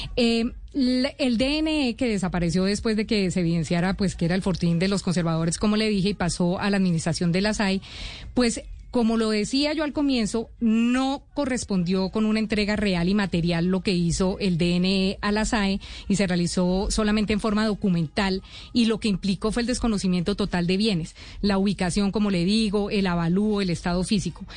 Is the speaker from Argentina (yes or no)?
no; Colombia; como colombiano